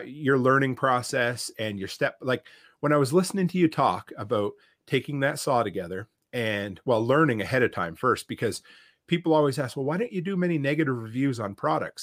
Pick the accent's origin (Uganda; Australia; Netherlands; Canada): Canada; Nova Scotia; moved away; I grew up in Nova Scotia, and it's, uh, there is a very thick accent